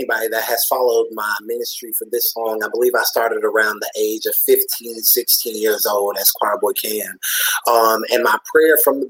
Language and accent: English; Pelzer, South Carolina, United States; also born or lived in Anderson, South Carolina; my hometown is Pelzer, South Carolina